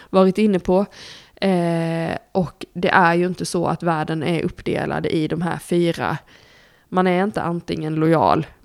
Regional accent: Blekinge, Sweden; jag är ju uppvuxen i Blekinge, kolla på våra kommunpolitiker där så fattar ni.

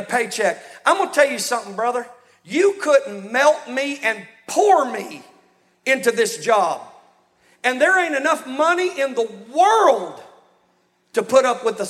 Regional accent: Texas, United States; now in Louisiana, United States; I've been in Louisiana longer than I've been in Texas, but I'm from Texas

